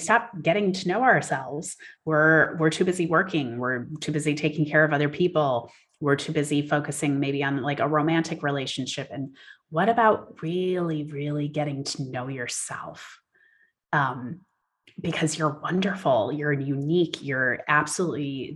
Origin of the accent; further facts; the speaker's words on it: Wisconsin, United States; also born or lived in United Kingdom; now in California, United States; I'm from Wisconsin originally